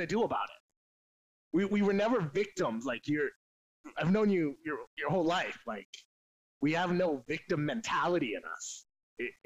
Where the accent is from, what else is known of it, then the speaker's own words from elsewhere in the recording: LaSalle, Ontario, Canada; I'm from Windsor, man. I'm a LaSalle boy.